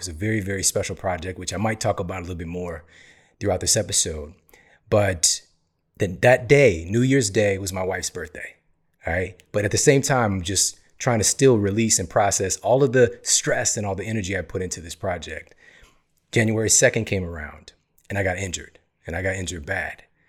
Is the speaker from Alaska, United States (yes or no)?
no; St. Louis, Missouri, United States; I was born in Saint Louis, Missouri